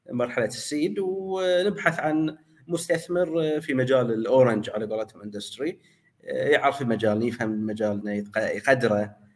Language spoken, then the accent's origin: Arabic; Bahrain; فلذلك احنا من البحرين من المدن الصغيره